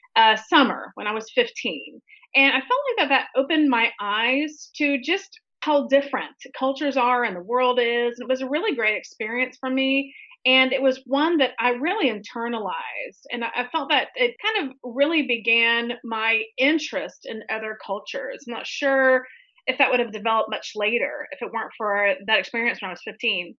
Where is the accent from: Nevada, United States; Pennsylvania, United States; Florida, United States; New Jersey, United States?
Florida, United States; Tallahassee; now in New York City, United States; I'm from Tallahassee, Florida, born and raised